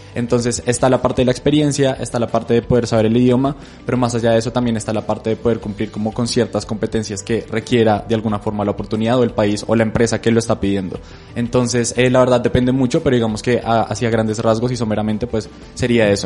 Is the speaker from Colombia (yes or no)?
yes; Colombia; nosotros creemos que como colombianos